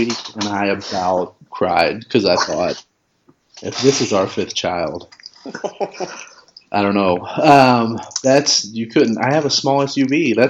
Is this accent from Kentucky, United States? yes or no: yes; Kentucky, United States; I grew up in Kentucky